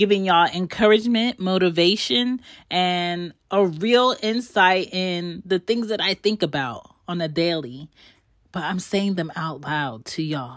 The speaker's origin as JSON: {"language": "English", "town": "Philadelphia", "region": "Pennsylvania", "country": "United States", "said": "I am from Philly. Both of my parents are Jamaican"}